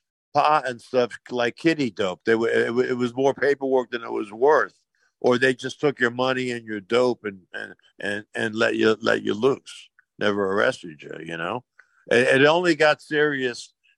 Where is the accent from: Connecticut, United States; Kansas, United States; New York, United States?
New York, United States; New York City; moved away; I have a lot of memories of Brooklyn. I went to Madison High School, and I'm from Kings Highway.